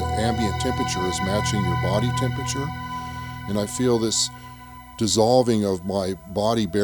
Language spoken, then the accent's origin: English; California, United States; Spent time in Australia. I grew up